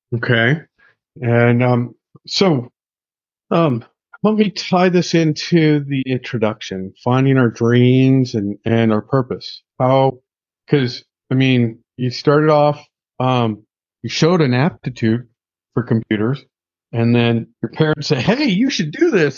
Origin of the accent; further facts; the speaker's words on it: United States; I'm an American I've lived in America my whole life